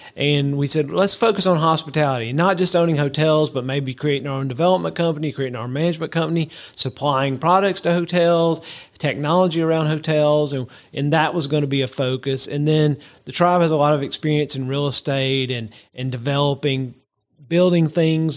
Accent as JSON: {"language": "English", "region": "Georgia", "country": "United States", "moved": "yes", "lives_now": "South Alabama, United States", "said": "I'm a, a good old Georgia boy"}